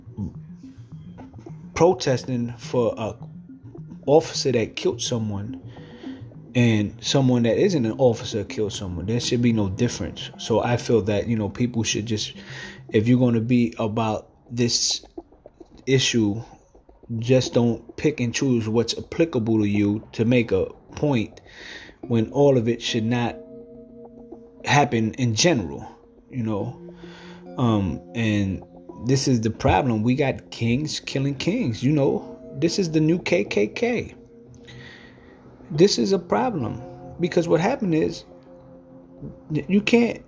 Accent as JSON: {"language": "English", "town": "New York City", "region": "New York", "country": "United States", "said": "I'm from New York City."}